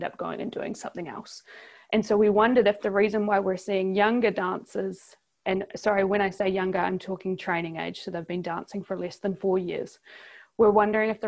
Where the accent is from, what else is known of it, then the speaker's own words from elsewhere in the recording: New Zealand; accent: New Zealand; in case listeners haven't realized from my accent, I'm from New Zealand, not Australia.